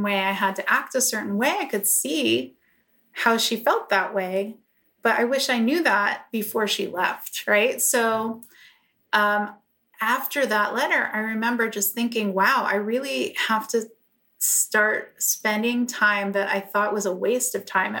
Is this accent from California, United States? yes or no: no; New York, United States; moved away as an adult; now in Los Angeles, United States; I grew up in New York, but I came out to LA in 2007